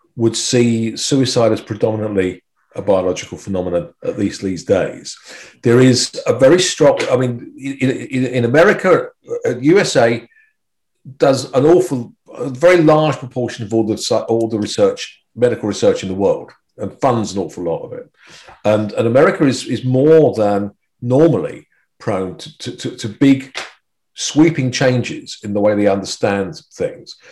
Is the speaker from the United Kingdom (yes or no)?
yes; United Kingdom; being British